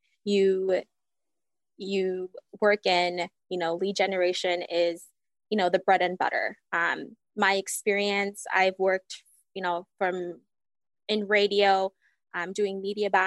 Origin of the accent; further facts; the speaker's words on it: Fiji; also born or lived in Hawaii; now in Wisconsin, United States; I'm originally from Fiji. Lived there for majority of my life and then moved to Hawaii